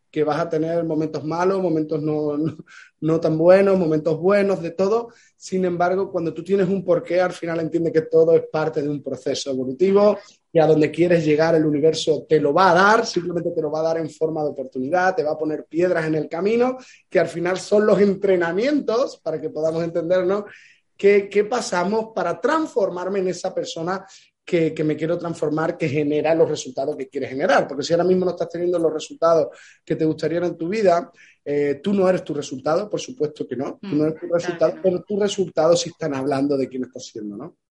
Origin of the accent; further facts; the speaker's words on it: Ayamonte, Andalusia, Spain; Yo soy del sur de España, eh, de Huelva, de Ayamonte, frontera con Portugal, y donde yo vivo